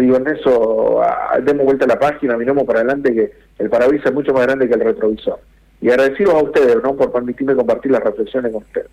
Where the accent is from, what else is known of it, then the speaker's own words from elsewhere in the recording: Argentina; siendo argentino